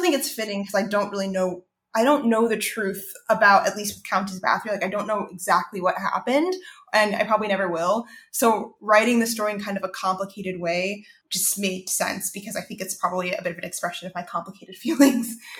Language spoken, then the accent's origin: English; Savannah, Georgia, United States; growing up there